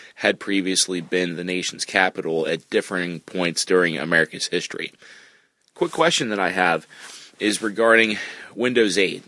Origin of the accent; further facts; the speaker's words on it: Lancaster, Pennsylvania, United States; now in Philadelphia, United States; I'm calling from, uh, Philadelphia, Pennsylvania, but I'm originally from Lancaster, P A. Just a fun hometown trivia fact.